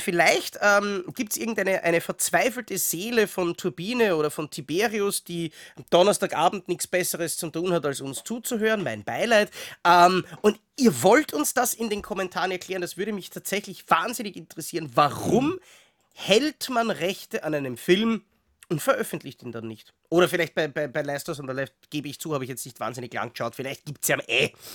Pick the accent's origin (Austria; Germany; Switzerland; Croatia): Austria; als Österreicher